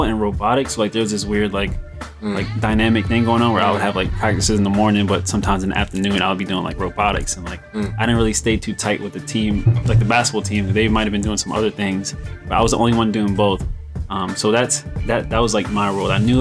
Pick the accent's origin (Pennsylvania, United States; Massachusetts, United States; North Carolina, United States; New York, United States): New York, United States; New York City; also born or lived in Philadelphia; I grew up in Brooklyn all my life. But now I reside in Philly for most of my time during the week.